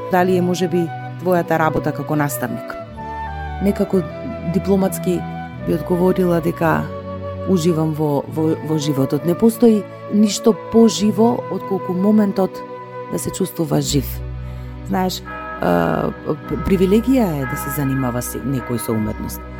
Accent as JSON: {"language": "Macedonian", "town": "Tetovo", "region": "Polog", "country": "North Macedonia", "tie": "born or raised there", "said": "заради тоа што сум родена во Тетово, многу сакам да ги слушам и старите тетовски песни, староградски."}